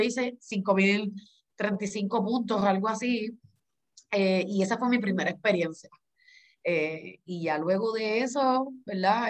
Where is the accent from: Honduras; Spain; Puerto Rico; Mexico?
Puerto Rico; como buen boricua